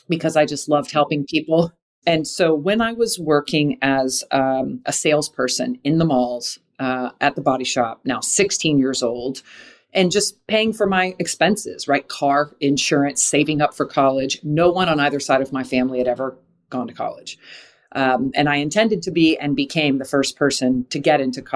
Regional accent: Jacksonville, Florida, United States; I grew up in Jacksonville, Florida, where Hooters, it was the third city Hooters was ever

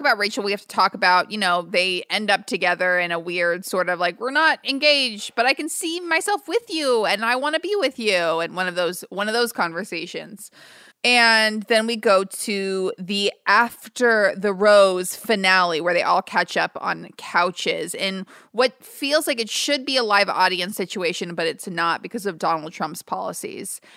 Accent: United States; also born or lived in New York / Los Angeles; being white and growing up in New York

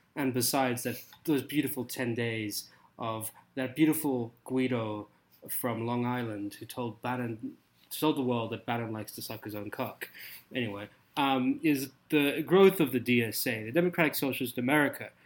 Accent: South Africa; accent: South African; moved away; I grew up in South Africa

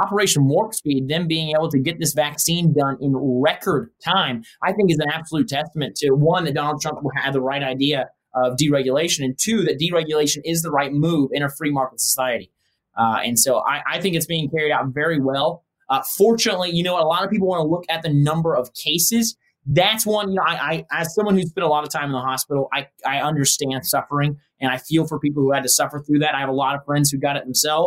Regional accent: United States; as an American speaking English

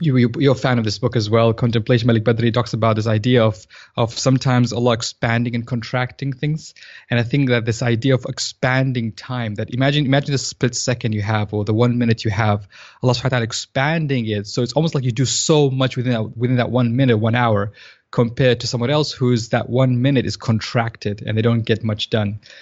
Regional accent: Saudi Arabia; moved away as an adult; also born or lived in Tanzania / United Kingdom; now in Dallas, United States; So I was born in Tanzania, in East Africa, and I lived in Saudi Arabia for most of my childhood

